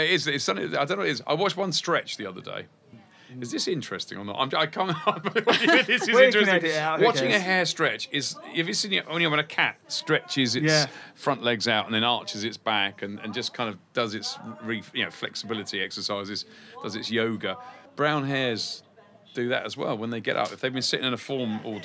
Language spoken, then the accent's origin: English; East Sussex, South East England, United Kingdom; where I grew up in East Sussex